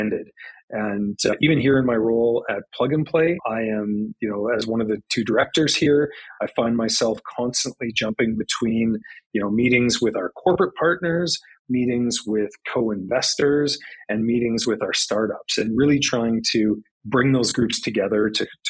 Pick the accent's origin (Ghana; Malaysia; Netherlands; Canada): Canada; Saskatoon, Saskatchewan; moved away as an adult; also born or lived in Swift Current, Saskatchewan; now in Calgary, Canada; I'm originally from Saskatchewan, born in Swift Current, grew up in Saskatoon